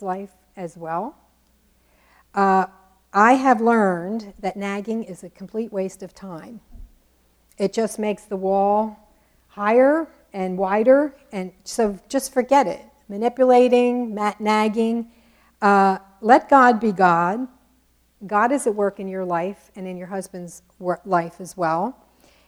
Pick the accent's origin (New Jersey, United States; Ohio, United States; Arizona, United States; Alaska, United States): New Jersey, United States; accent: Jersey; my Jersey accent